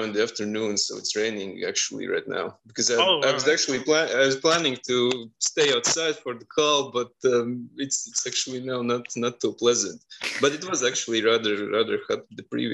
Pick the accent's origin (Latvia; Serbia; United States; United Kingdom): Latvia; Riga; I'm from Riga, Latvia.